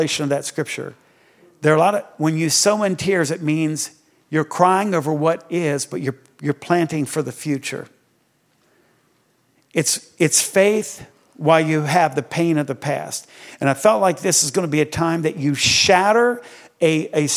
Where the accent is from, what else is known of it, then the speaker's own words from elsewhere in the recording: Greenwood, Delaware, United States; I was born in Delaware.